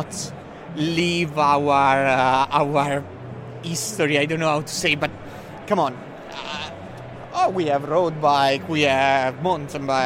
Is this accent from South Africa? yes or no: no; Bassano del Grappa, Veneto, Italy; English is a second language; We are from the north of Italy. We are from Bassano del Grappa